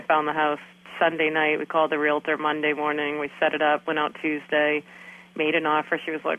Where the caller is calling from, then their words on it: Maine, United States; I'm calling in from Maine.